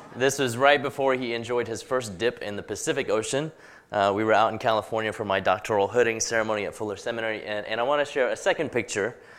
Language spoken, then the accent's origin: English; Hong Kong; also born or lived in London, England; now in United States; I was born in Hong Kong, then a British colony, and I grew up there going to English schools